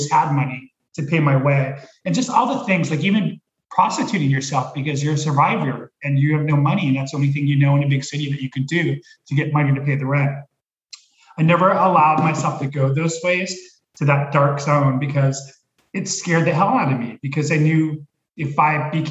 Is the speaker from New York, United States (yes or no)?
no; Los Angeles, California, United States; moved away as an adult; now in Oregon, United States; I grew up in LA near Hollywood